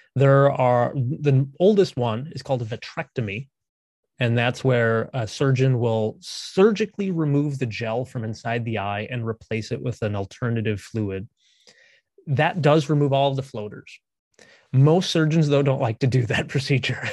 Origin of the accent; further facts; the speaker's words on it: Minnesota, United States; also born or lived in San Antonio, Texas; I grew up here in Minnesota